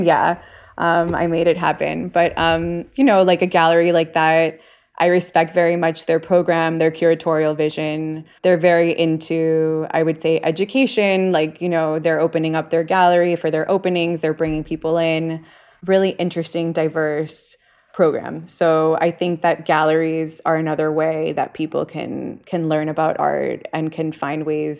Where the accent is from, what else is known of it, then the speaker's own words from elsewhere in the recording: Miami, Florida, United States; also born or lived in New York / Bay Area; I'm from Miami. I lived a long time in New York, and then I have the California, you know, I lived in the Bay Area.